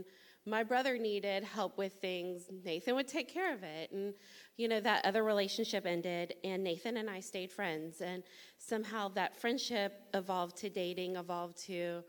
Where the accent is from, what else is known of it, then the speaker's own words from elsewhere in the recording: Tallahassee, Florida, United States; also born or lived in Fort Lauderdale, Florida; I was adopted at 6 weeks old and have lived in Tallahassee. This is home, always has been.